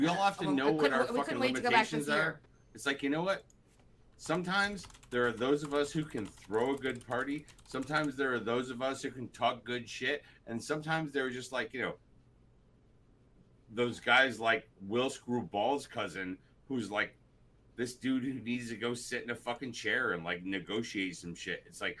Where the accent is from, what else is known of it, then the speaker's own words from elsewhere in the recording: Iowa, United States; I'm from Iowa, bitch.